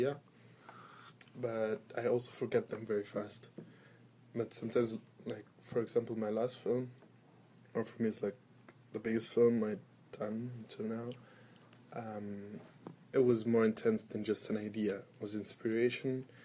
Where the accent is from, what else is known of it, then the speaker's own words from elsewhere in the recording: Egypt; moved away as an adult; also born or lived in Germany; now in Berlin, Germany; I am half German, half Egyptian. I was born in Germany, grown up in Egypt.